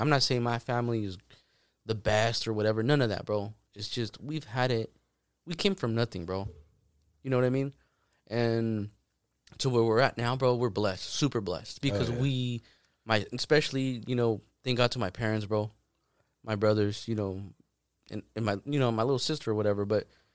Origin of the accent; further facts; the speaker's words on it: Arandas, Jalisco, Mexico; moved away; I grew up over there